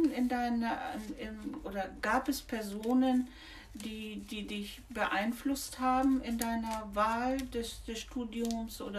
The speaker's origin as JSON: {"language": "German", "town": "Tehran", "region": "Tehran Province", "country": "Iran", "also_born_or_lived": "India", "second_language": "German", "moved": "as an adult", "lives_now": "Germany", "said": "Ich komme aus dem Iran, aus mhm. Teheran."}